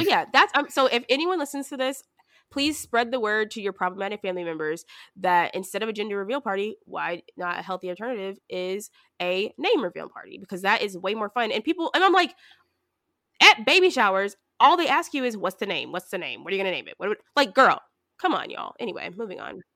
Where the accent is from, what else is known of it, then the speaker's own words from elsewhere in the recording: the South, United States; moved away; I'm from the South